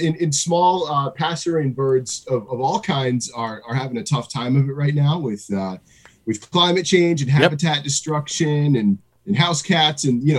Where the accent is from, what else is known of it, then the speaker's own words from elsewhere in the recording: right outside of Albany, New York, United States; also born or lived in Bellefonte, Pennsylvania; I moved back to my hometown right outside of Albany